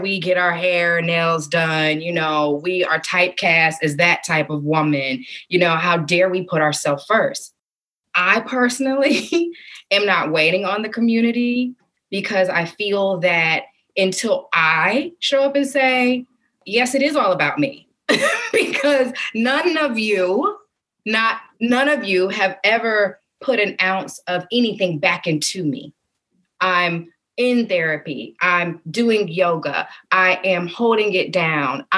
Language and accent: English; the South, United States; growing up in the South